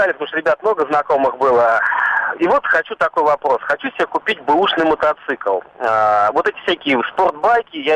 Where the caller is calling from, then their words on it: Zelenograd, Moscow, Russia; Э, я из Зеленограда, ну, из, из-под Зеленограда